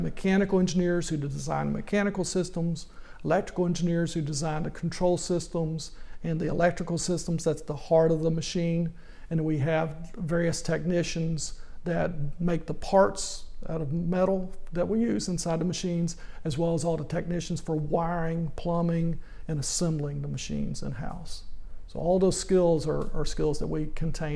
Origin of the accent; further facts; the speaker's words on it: Little Rock, Arkansas, United States; I grew up in Little Rock, Arkansas